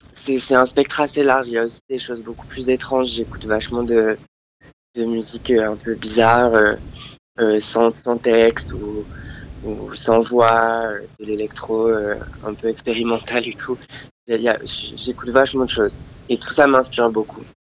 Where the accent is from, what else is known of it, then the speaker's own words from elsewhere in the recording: France; also born or lived in Andalusia, Spain; je suis français. j'ai été élevé principalement en France, mais mon père est espagnol